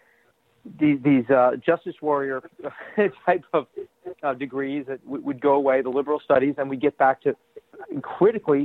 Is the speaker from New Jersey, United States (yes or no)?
yes; New Jersey, United States; now in Boston, United States; I'm from New Jersey originally.